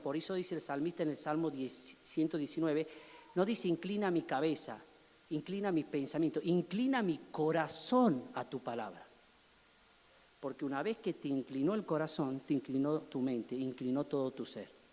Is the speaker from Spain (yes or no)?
no; Argentina